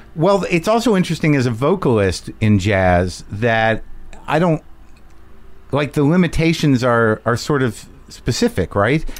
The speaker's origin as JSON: {"language": "English", "region": "New Mexico", "country": "United States", "tie": "born or raised there", "said": "I grew up in New Mexico"}